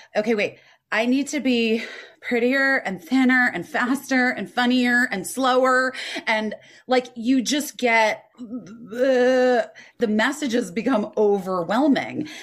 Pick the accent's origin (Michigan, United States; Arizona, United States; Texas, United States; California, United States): Arizona, United States; Scottsdale; I grew up in Arizona and Scottsdale